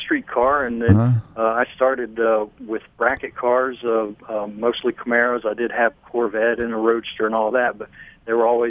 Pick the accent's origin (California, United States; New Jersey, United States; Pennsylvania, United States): Pennsylvania, United States; Lancaster; now in the South, United States; I'm from Lancaster, Pennsylvania, so I'm an Amish American to start with.